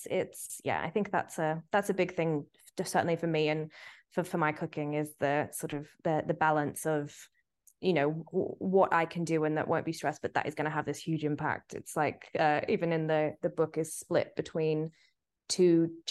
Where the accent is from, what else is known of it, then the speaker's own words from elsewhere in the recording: Sydney, New South Wales, Australia; moved away as an adult; also born or lived in Singapore; now in London, United Kingdom; I moved to London when I was 18 from Sydney and was so homesick.